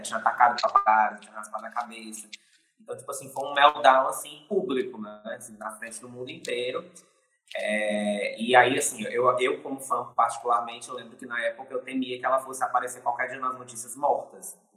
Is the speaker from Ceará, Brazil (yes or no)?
yes; Fortaleza, Ceará, Brazil; eu sou fortalezense aqui do Ceará, nordestino